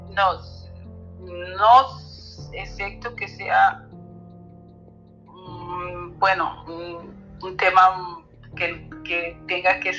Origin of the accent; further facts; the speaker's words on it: Spain; now in Germany; poca cosa aquí en, la Alemania, porque yo vengo de España, de, España, ¿no?